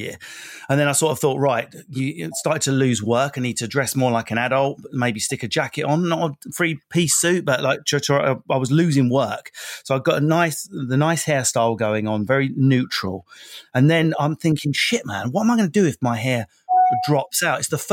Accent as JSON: {"language": "English", "area": "Essex", "region": "East of England", "country": "United Kingdom", "moved": "yes", "said": "I'm from Essex"}